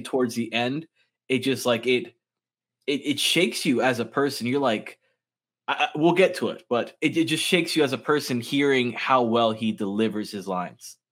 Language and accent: English; West Palm Beach, Florida, United States; I've lived in Florida all my life, but I've only lived in, like, this small radius my entire life.